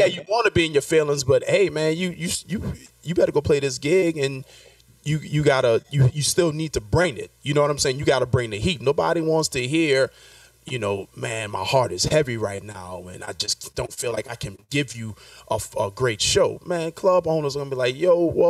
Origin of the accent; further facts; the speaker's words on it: New Orleans, Louisiana, United States; moved away as an adult; now in New York, United States; I'm born and raised in New Orleans